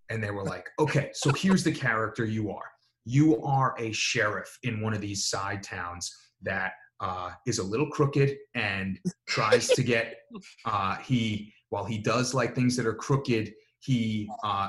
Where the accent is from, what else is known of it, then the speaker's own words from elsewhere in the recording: New York, United States; accent: a little New York; moved away; my regular accent, which is like a little New York